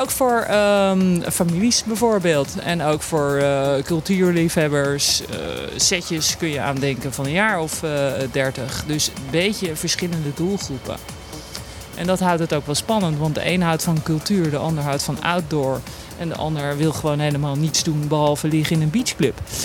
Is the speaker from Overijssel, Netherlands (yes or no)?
no; Abcoude, Utrecht, Netherlands; Ik kom uit het pittoreske Apkoude bij Amsterdam